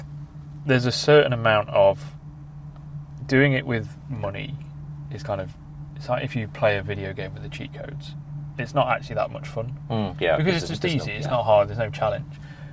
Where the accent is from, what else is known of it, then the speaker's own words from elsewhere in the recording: Ireland; I'm Irish.